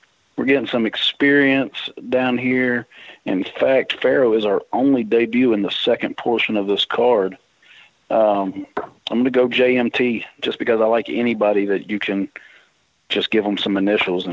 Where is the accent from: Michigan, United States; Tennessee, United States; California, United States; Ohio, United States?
Tennessee, United States; Ashland City; he was from my hometown